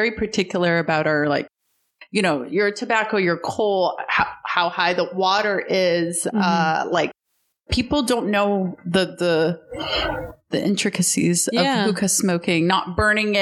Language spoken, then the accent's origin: English; Alabama, United States; also born or lived in Palestine; in Alabama, it's like where I grew up partially and in Palestine